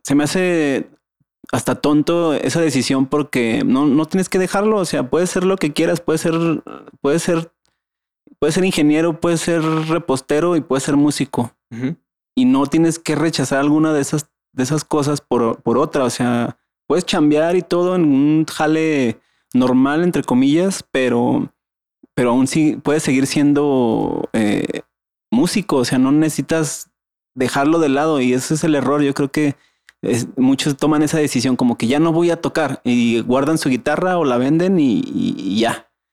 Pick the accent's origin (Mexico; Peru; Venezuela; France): Mexico; para nuestra idiosincrasia como mexicanos